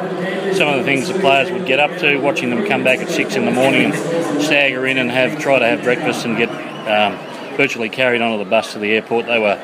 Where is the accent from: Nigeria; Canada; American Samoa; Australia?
Australia; Manly, New South Wales; now in Brisbane, Australia; Yeah, I'm from Manly, mate. I was born in Manly and followed Manly for many years, but then I came up to Brisbane in 79, had a family up here